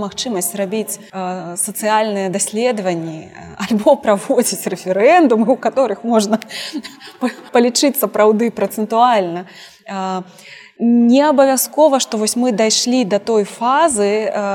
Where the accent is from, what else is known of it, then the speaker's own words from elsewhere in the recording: Belarus; мы беларускі народ